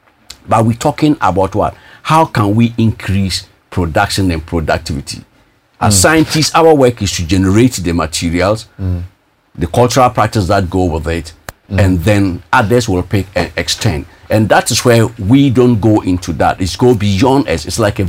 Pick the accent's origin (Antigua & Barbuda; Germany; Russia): Russia; when I came from Russia. We're able to release 5 excellent millet varieties, which is unprecedented in the annals of research when it comes to early millet. And millet is the most nutritious, if not buckwheat, we call it in Russian, grichiha.